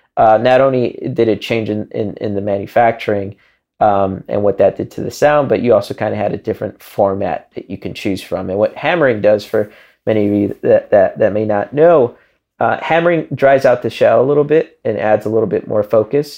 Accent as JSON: {"language": "English", "town": "Chicago", "region": "Illinois", "country": "United States", "tie": "born or raised there", "moved": "yes", "said": "growing up in Chicago"}